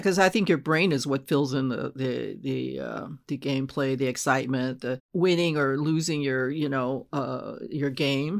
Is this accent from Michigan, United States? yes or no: no; Los Angeles, California, United States; moved away as an adult; also born or lived in San Jose; I'm originally from Los Angeles